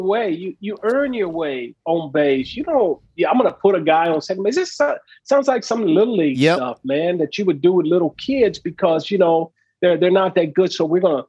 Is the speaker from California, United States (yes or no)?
yes; Southern California, United States; I grew up in Southern California